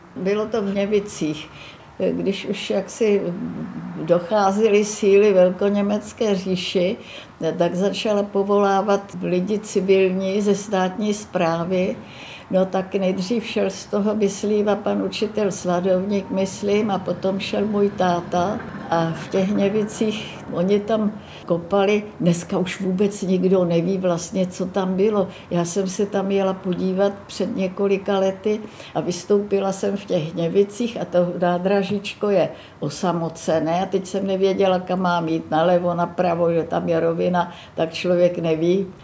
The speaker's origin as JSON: {"language": "Czech", "town": "Myslív", "region": "Plzeň Region", "country": "Czechia", "tie": "born or raised there", "also_born_or_lived": "Březové Hory, Příbram", "said": "naši byli oba učitele a bydleli sice v krásné vesnici v Pošumavské, která se jmenovala Myslív"}